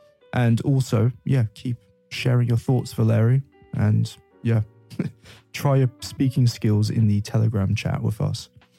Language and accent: English; London, United Kingdom; now in Novosibirsk, Russia; I'm from London and I work here at the Big Apple School.